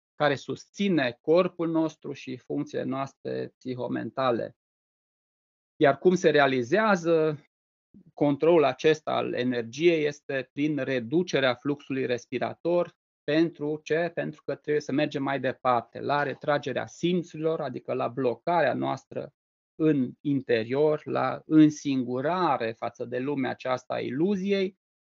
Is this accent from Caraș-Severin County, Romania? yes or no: yes; Reșița, Caraș-Severin County, Romania; eu sunt din Reșița